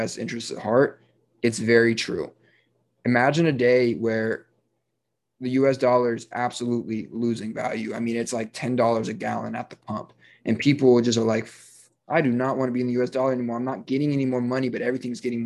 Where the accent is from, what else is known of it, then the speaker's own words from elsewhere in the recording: United States; I am an American